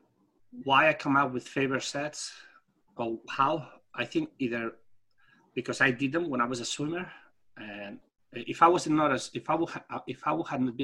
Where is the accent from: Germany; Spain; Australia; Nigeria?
Spain; English is a second language; moved away as an adult; I come from Europe, and the way they taught us how to, in Spain, when I had my title of superior coach